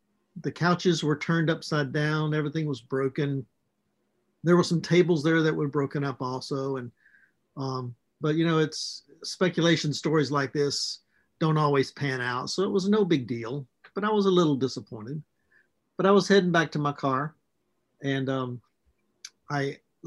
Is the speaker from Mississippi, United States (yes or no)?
yes; Mississippi, United States; I was raised in Mississippi